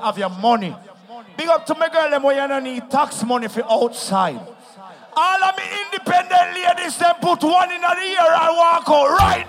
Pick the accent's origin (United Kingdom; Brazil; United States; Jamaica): Jamaica; I am from Jamaica, man.